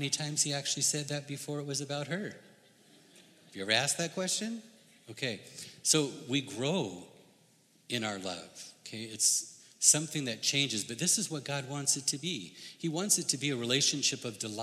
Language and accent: English; United States; I grew up in the United States.